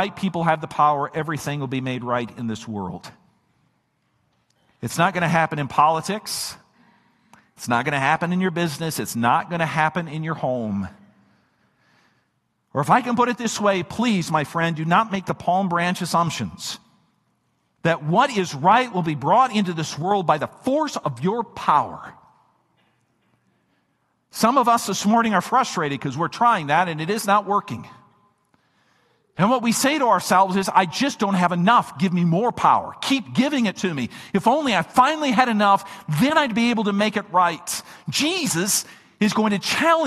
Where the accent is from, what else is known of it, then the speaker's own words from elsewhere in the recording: Minnesota, United States; my home state of Minnesota